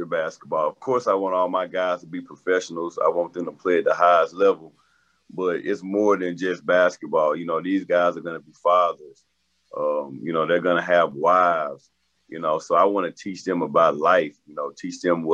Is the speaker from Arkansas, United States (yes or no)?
yes; Little Rock, Arkansas, United States; I'm from Arkansas, I'm from Little Rock